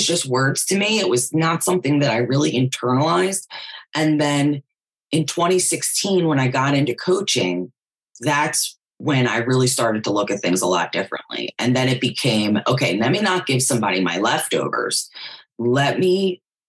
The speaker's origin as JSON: {"language": "English", "town": "Philadelphia", "region": "Pennsylvania", "country": "United States", "also_born_or_lived": "Jersey Shore, New Jersey", "moved": "yes", "said": "I'm originally from Philadelphia"}